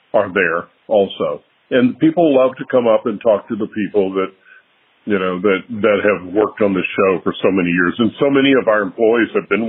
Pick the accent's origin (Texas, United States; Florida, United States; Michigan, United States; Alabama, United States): Texas, United States; Dallas; I'm born and raised in Dallas